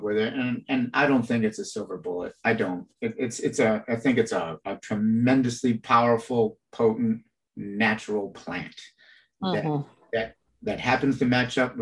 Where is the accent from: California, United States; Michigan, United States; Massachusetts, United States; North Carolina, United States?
Michigan, United States; I'm born and raised in the Midwest, Michigan